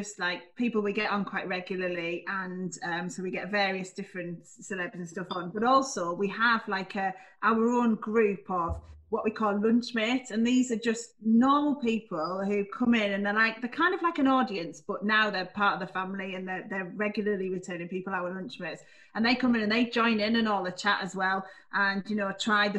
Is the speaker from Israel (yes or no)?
no; Middlesbrough, North East England, United Kingdom; also born or lived in North Shields; Yeah, Middlesbrough. But actually, I was born in North Shields